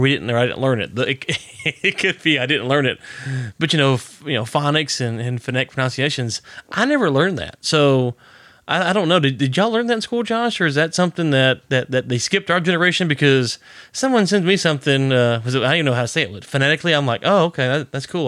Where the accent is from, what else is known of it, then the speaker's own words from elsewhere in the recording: Louisiana, United States; I'm from Louisiana. I'm a redneck